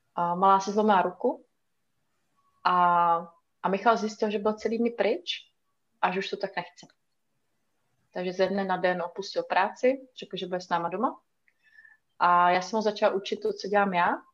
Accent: Italy; moved away; já jsem na půl ještě ruská, vyrůstala jsem v Itálii, chodila jsem tam do školky a do školy

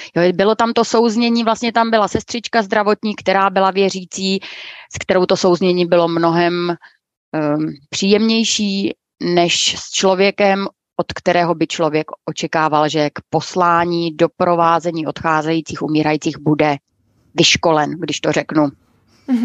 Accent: Brno, South Moravian Region, Czechia; já jsem původem taky z Brna

